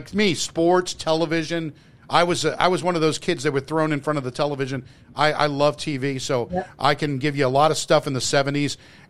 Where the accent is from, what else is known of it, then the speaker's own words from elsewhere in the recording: East Coast, United States; I know I'm from the East Coast and I shouldn't be bitching and moaning about snow.